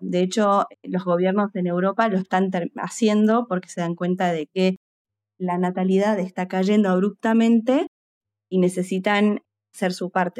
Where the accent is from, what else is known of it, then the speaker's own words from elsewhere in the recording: Argentina; now in United Kingdom; soy argentina y estoy actualmente basada en el Reino Unido